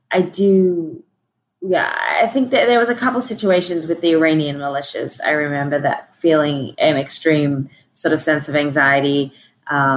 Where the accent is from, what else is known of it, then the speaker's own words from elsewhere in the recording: Australia; I was fortunate a little bit in being Australian